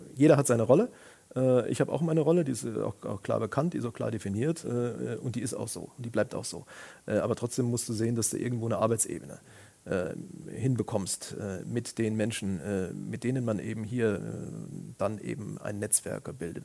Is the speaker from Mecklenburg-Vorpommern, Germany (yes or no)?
no; Siegen, North Rhine-Westphalia, Germany; now in Koblenz, Germany; ich bin in meiner Geburtsstadt Siegen schon äh, mit dem Thema Journalismus in Berührung gekommen, als, als Praktikant